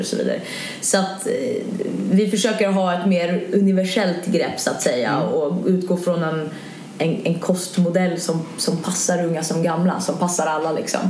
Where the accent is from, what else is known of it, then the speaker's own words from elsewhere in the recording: Sweden; also born or lived in London, United Kingdom; man som svensk